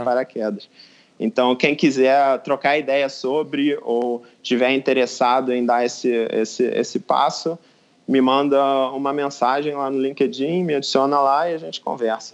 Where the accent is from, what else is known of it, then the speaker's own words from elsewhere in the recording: Brazil; moved away as an adult; also born or lived in Rio de Janeiro; now in Munich, Germany; eu sou brasileiro também